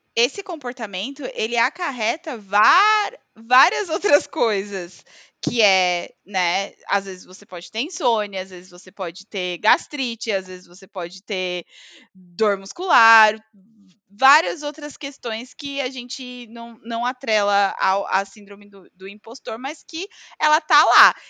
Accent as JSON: {"language": "Portuguese", "country": "Brazil", "accent": "Brazilian", "moved": "yes", "said": "eu era do tá Brasil"}